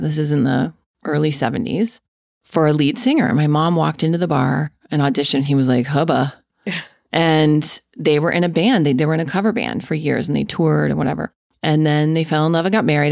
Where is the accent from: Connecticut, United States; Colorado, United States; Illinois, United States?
Colorado, United States; Denver; also born or lived in Castle Rock, Colorado; I was born and raised in Denver, Colorado, in a suburb. Um, I lived the first nine years of my life in Castle Rock, which is south of Denver